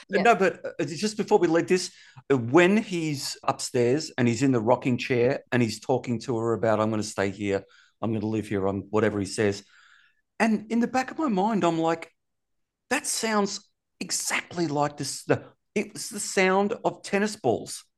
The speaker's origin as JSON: {"language": "English", "country": "Australia", "said": "I'm from Australia"}